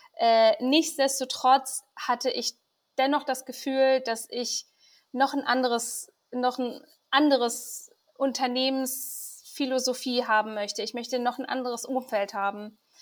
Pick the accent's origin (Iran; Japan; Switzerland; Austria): Iran; als gebürtige Iranerin